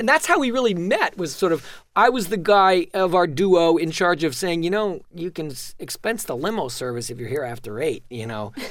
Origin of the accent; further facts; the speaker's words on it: New York City, New York, United States; I'm a child of Manhattan